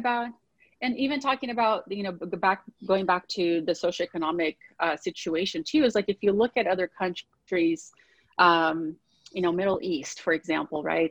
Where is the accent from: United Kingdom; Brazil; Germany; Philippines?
Brazil; now in United States; I grew up in Brazil, um, Latin country.